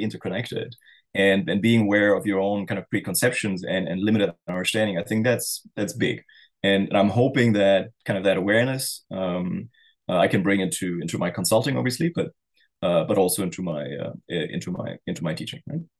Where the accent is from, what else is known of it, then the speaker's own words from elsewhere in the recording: East Germany, Germany; born there; English is a second language; I was born in East Germany before the wall came down.